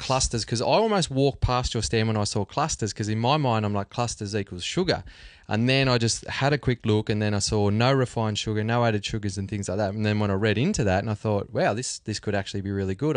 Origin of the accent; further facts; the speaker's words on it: Australia; We're all Aussies